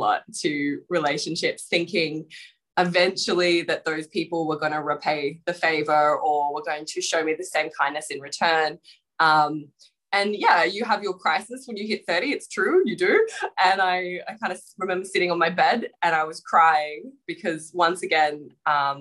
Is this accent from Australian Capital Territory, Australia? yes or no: yes; Canberra, Australian Capital Territory, Australia; moved away as an adult; now in Melbourne, Australia; I grew up in Canberra